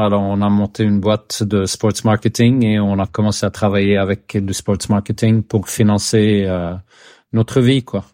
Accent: Sweden; French is a second language; je suis suédois, j'habite euh, dans, dans l'archipel de Stockholm

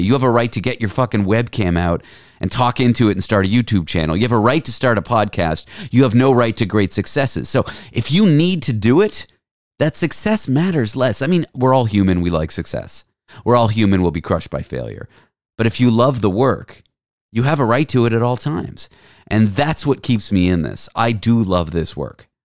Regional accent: Canada; I'm Canadian

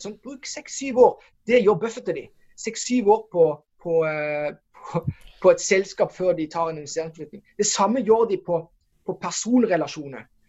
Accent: Norway; hvor vi kommer fra Norge

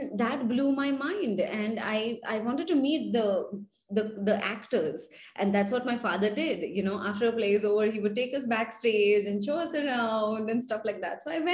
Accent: Maharashtra, India; first language Marathi; English is a second language; I belong to a Maharashtrian household, even if my dad was a South Indian. So we speak Marathi at home as my mother tongue

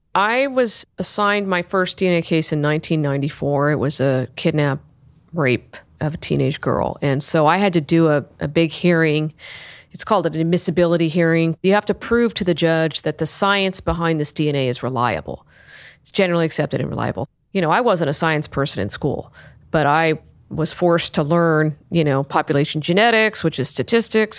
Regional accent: Sacramento, California, United States; I grew up in Sacramento. I grew up in the Arden area

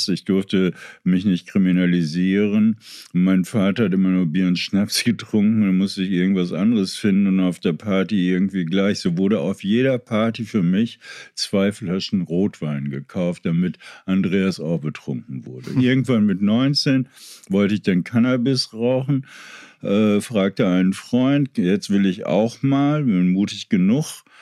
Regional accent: Berlin, Germany; ich bin ja in Kreuzberg irgendwie groß geworden

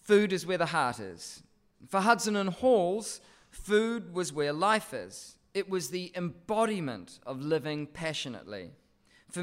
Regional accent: Christchurch, Canterbury, New Zealand; moved away as an adult; now in Sydney, Australia; my hometown of Christchurch

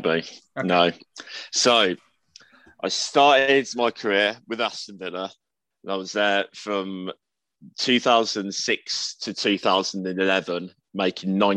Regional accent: Svenstrup, North Denmark Region, Denmark; born there; So I was born in Svenstrup, Denmark in 1991.

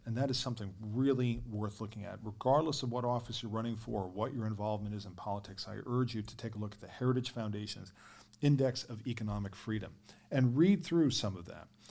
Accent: New York, United States; growing up in New York

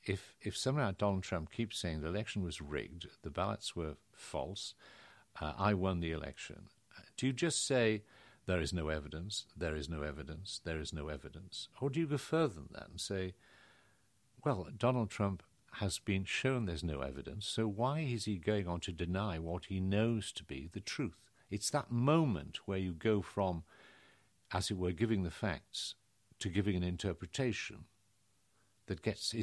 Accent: Carlisle, North West England, United Kingdom; born there; accent: slight northern accent; I suppose I altered my accent. I was born in Carlisle, had a slight northern accent, I don't think very strong, occasionally there.

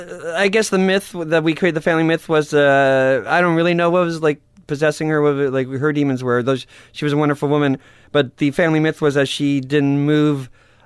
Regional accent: Canada; But I am Canadian.

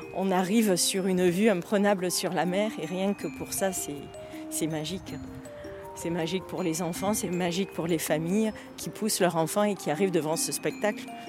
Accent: Provence-Alpes-Côte d'Azur, France; Chez nous, en Provence

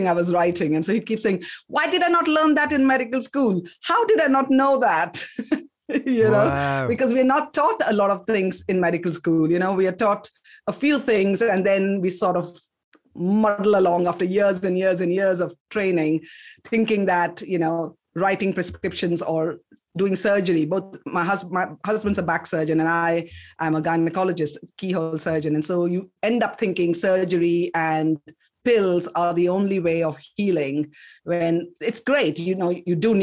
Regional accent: Kolkata, West Bengal, India; also born or lived in South India; now in United Kingdom; I'm actually from South India, but I grew up in Calcutta

